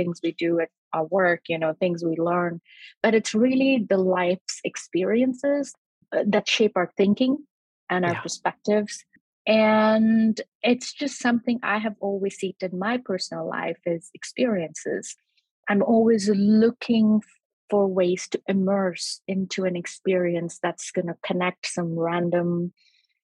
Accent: India; growing up in India

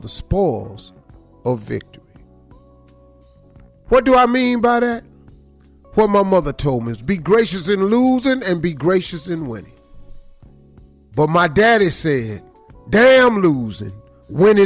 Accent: Cleveland, Ohio, United States; I'm from Cleveland

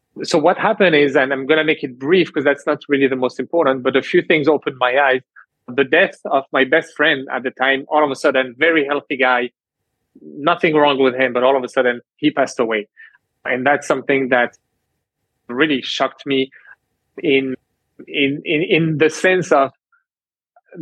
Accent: France; moved away as an adult; also born or lived in Canada; growing up in France

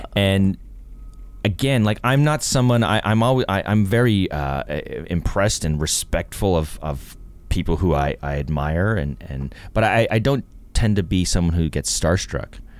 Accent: Toronto, Ontario, Canada; I grew up in Etobicoke, which is a suburb of Toronto

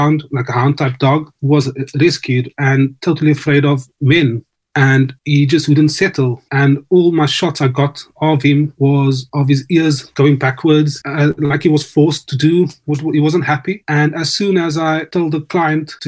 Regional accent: South Africa; now in United Kingdom; Growing up in South Africa

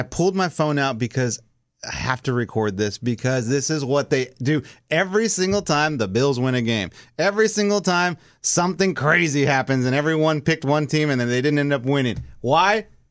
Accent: South Texas, United States; I am Mexican. I am from South Texas. I grew up in a Cowboys household

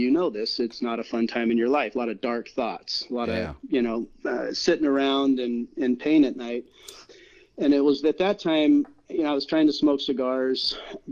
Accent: Iowa, United States; I grew up in Iowa, and you just chewed tobacco.

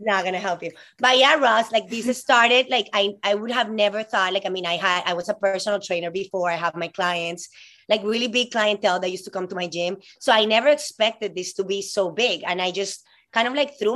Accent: Colombia; moved away as an adult; now in United States; I'm from Colombia, this girl that moved here, 18 years old.

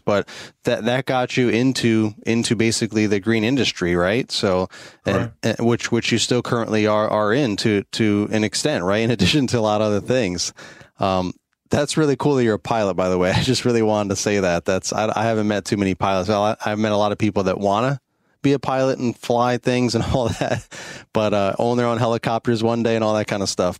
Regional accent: New York, United States; moved away as an adult; I'm originally from the New York State, so I know cold and I know snow

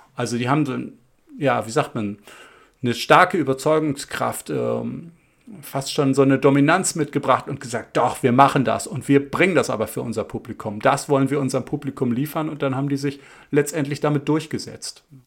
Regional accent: Hamburg, Germany; wir sind in Hamburg Innsbruck aufgewachsen

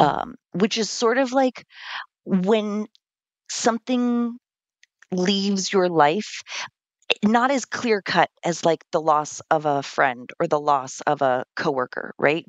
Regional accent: California, United States; now in Vermont, United States; I'm originally from California

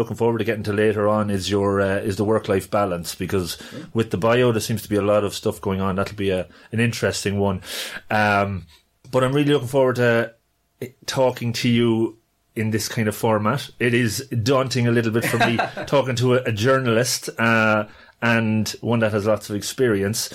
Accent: Longford, County Longford, Ireland; we grew up together in Longford

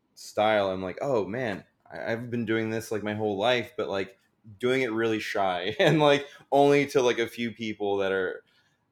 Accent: New York, United States; also born or lived in Florida; Born and raised in New York

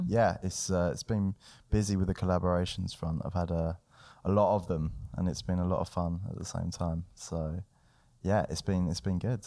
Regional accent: London, United Kingdom; growing up in London was cool

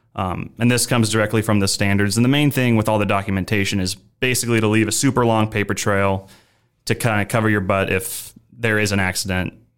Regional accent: Omaha, Nebraska, United States; moved away as an adult; also born or lived in Chicago; I'm originally from Omaha, Nebraska. So I am a Nebraska native.

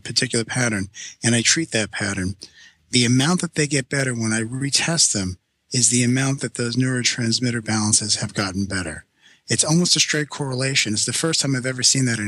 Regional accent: New York City, New York, United States; I'm Sicilian from Brooklyn

